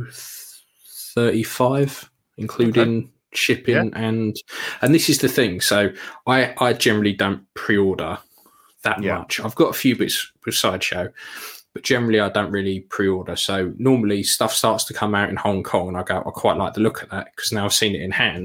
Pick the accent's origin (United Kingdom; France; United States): United Kingdom; We're British, mate